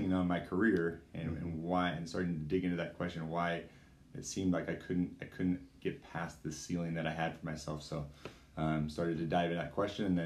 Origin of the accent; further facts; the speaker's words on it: United States; I grew up playing here in the American system